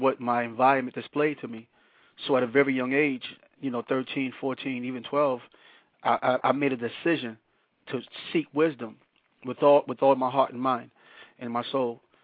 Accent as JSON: {"language": "English", "town": "New York City", "region": "New York", "country": "United States", "tie": "born or raised there", "also_born_or_lived": "Panama", "said": "born in Panama, raised in Brooklyn, New York"}